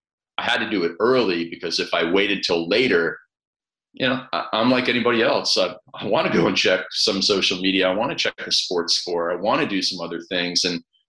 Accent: Canada; I grew up in Canada in this small town on a farm where everybody played ice hockey.

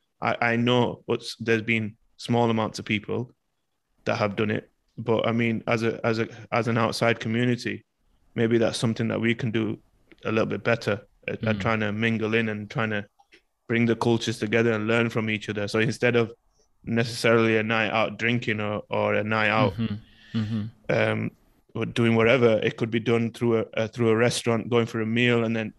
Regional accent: United Kingdom; I know even as a British person, I see it

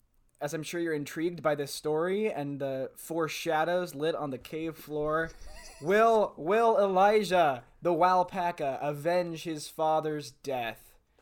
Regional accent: Fresno, California, United States; If you live in Fresno, I'm sure you can tell that I'm from Fresno.

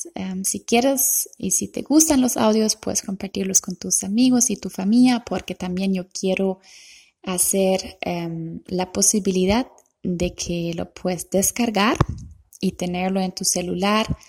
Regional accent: Germany; Spanish is a second language; moved away; also born or lived in Costa Rica; Yo soy alemana

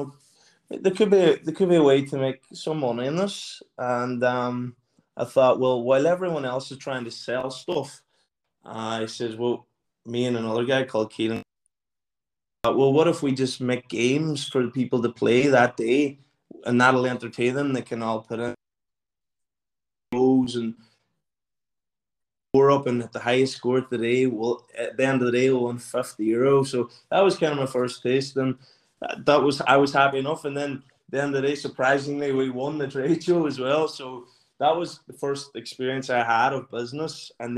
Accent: Burnfoot, Ulster, Ireland; now in London, United Kingdom; I'm 31 from Burnfoot, based in London at the minute

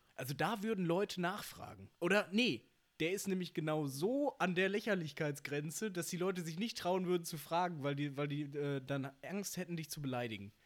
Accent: Bochum, North Rhine-Westphalia, Germany; ich komme ja aus Bochum

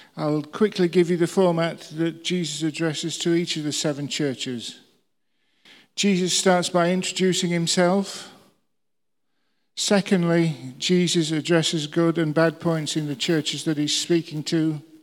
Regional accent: England, United Kingdom; We're English.

